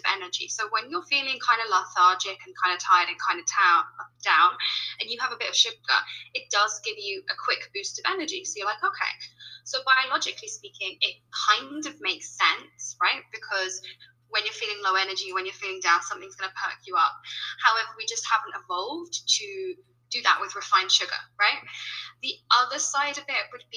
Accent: United Kingdom; accent: British; now in Colombia; you can tell by my accent, I'm British

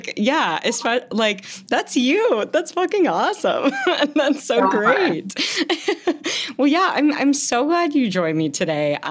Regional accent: Fayetteville, Arkansas, United States; I grew up in Fayetteville

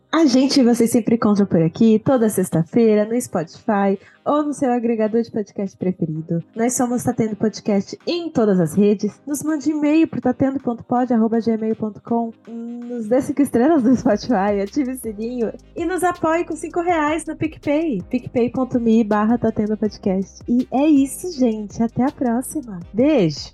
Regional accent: Santos, São Paulo, Brazil; a gente é de Santos. Santos é muito pequeno

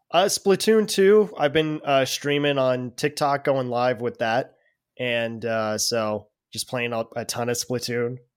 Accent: Denver, Colorado, United States; I'm from Denver, Colorado.

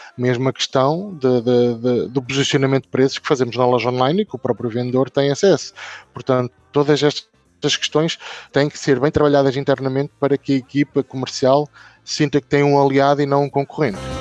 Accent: Northern Portugal, Portugal; Eu, eu sou da Zona Norte

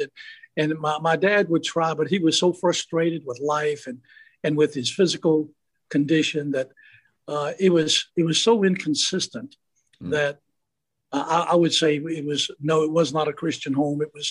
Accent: Lynchburg, Virginia, United States; moved away; also born or lived in Brandon, Florida; I was born in Lynchburg, Virginia, July the 7th, just about my birthday here, July 7th, 1946, up in Lynchburg, Virginia

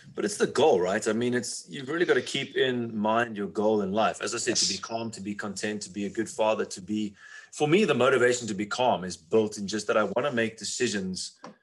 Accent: South Africa; where I come from South Africa

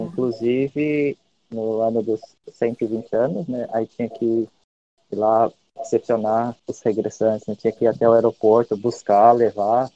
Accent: Brazil; now in Japan; eu também, né, que sou brasileiro

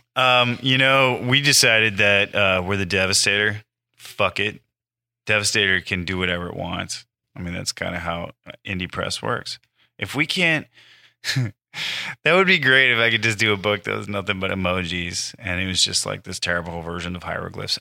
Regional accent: Iowa, United States; moved away as an adult; now in Los Angeles, United States; my home state of Iowa

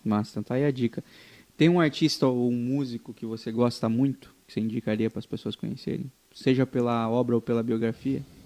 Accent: interior of Paraná, Brazil; eu sou de uma cidade do interior do Paraná

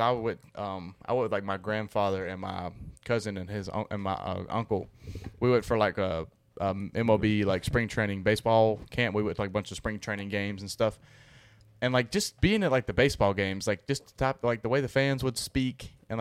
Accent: Alabama, United States; I'm born and raised in Bama

